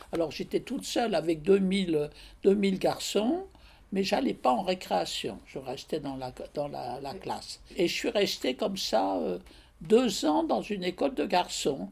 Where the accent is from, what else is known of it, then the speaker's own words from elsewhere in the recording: Paris, Île-de-France, France; also born or lived in Angers; je suis née le 20 janvier 1923 à Paris